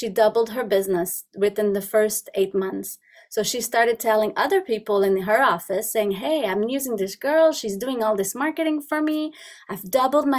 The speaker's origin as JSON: {"language": "English", "town": "Montreal", "region": "Quebec", "country": "Canada", "tie": "born or raised there", "second_language": "English", "moved": "as an adult", "lives_now": "Ontario, Canada", "said": "I'm originally from Montreal. I lived all my life in Montreal"}